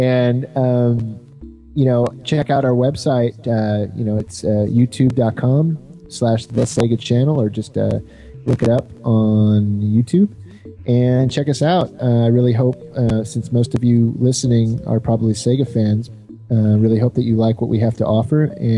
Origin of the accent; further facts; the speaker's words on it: Texas, United States; I'm from Texas.